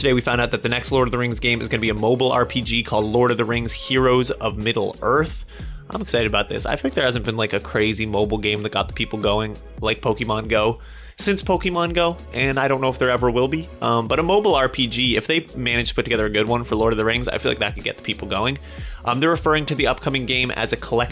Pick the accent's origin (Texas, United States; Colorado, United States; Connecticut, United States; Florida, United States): Colorado, United States; I'm also from Colorado, so sort of a hometown hero